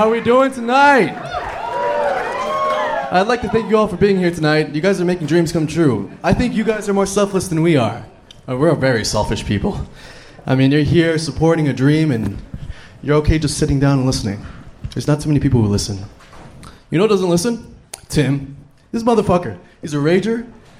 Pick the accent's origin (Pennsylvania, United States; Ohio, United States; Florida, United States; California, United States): California, United States; Los Angeles; also born or lived in South Texas; I'm from both valleys. I'm from Los Angeles, and I'm from South Texas. 956.